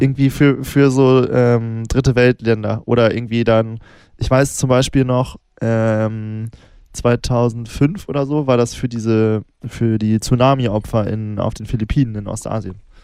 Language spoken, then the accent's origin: German; Northern Germany, Germany; ich komme ja aus Norddeutschland